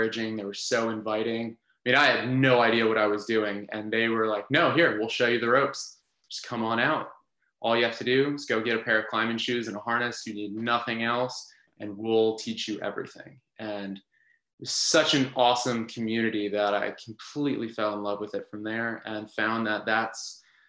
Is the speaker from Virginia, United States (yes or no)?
yes; Centreville, Virginia, United States; I grew up in Centerville, Virginia, which is about 20 minutes or so west of DC